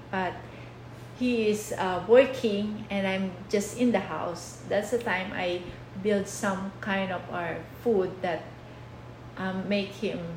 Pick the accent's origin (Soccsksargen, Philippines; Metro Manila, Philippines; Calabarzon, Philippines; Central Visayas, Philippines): Calabarzon, Philippines; Santa Rosa; moved away as an adult; now in Laredo, United States; Oh, I grew up in Santa Rosa Laguna, um, and my husband bring me here um, 10 years almost 10 years now